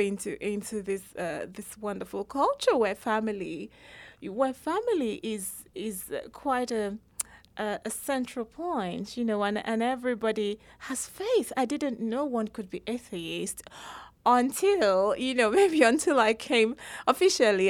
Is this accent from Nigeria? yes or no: yes; Nigeria; moved away as an adult; also born or lived in England; I was born in Nigeria, raised in Nigeria, everyone went to university in Nigeria as well.